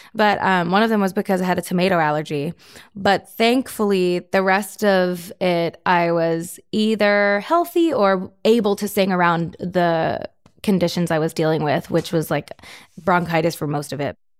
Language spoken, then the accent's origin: English; Florida, United States; my hometown, Florida's hockey team